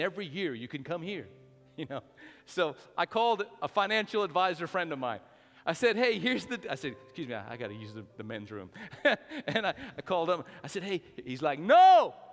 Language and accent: English; Albuquerque, New Mexico, United States; moved away as an adult; now in Lubbock, United States; born and raised in New Mexico, my wife and I spent 30 years of my life in Albuquerque.